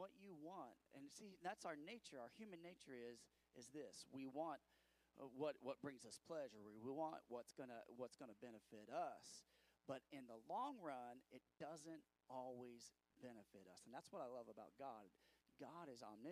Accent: United States; I'm an American

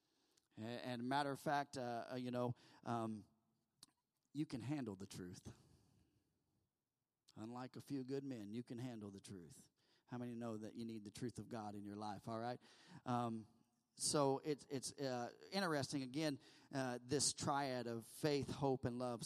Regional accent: United States; we're American

